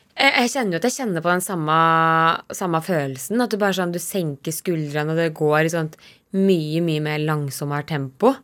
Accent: Dalsbygda, Innlandet, Norway; fra gården hjemme i Dalsbygda

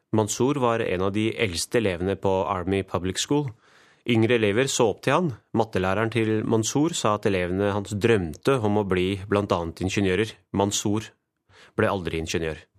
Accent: Norway; Jeg er født i Norge, men mine foreldre de innvandret fra Pakistan.

